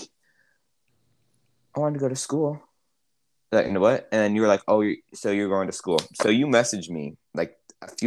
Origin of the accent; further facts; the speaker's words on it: Minnesota, United States; I was born in Minnesota